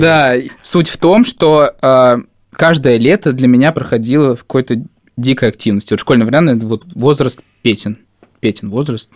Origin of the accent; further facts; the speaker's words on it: Novomoskovsk, Tula Oblast, Russia; moved away; Когда я приезжаю к себе в родной город Новомосковск